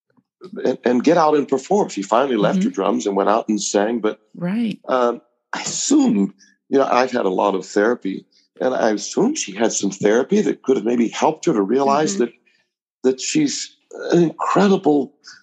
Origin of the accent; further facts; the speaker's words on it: West Bridgewater, Massachusetts, United States; also born or lived in Hollywood; now in Sandwich, United States; I was coming back to New England because I grew up in West Bridgewater, Mass, outside of Brockton